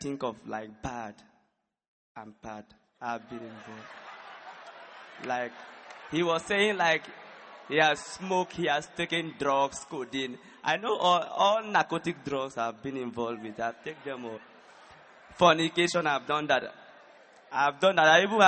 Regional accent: Nigeria; I'm from Nigeria

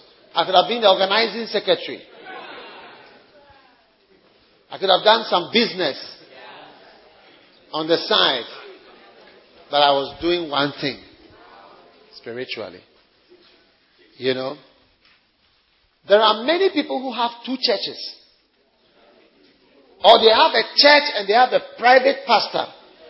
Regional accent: Nigeria; let me tell you, I'm a different kind of Nigerian, eh? Different kind of Nigerian.

